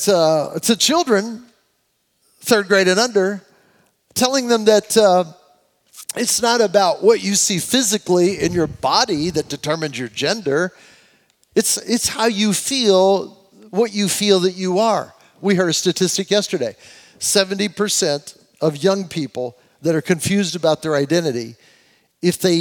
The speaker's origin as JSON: {"language": "English", "country": "United States", "said": "as an American, I say it"}